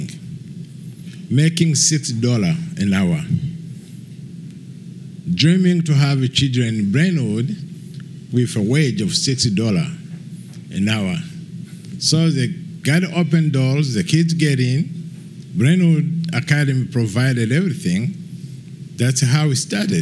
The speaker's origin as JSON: {"language": "English", "country": "Rwanda", "also_born_or_lived": "Kenya", "moved": "as an adult", "lives_now": "Nashville, United States", "said": "I'm here from Rwanda. All my time in Rwanda, I didn't have any plan to come live here. I get out of Rwanda by tragedy, which happened in 1994."}